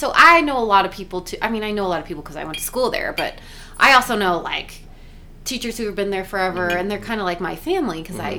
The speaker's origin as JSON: {"language": "English", "town": "Albuquerque", "region": "New Mexico", "country": "United States", "tie": "born or raised there", "moved": "yes", "said": "My hometown. We were in Albuquerque, New Mexico."}